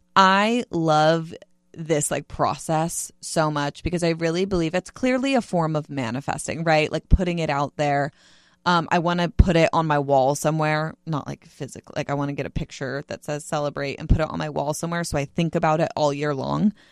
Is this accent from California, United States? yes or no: yes; Bay Area, California, United States; now in San Diego, United States; I was in the Bay Area for, like, in my hometown for Christmas